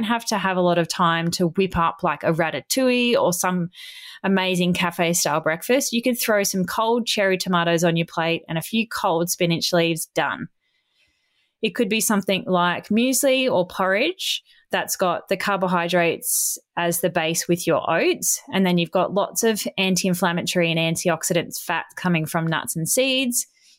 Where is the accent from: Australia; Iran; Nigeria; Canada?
Australia; It's got two T's in it because I'm Australian.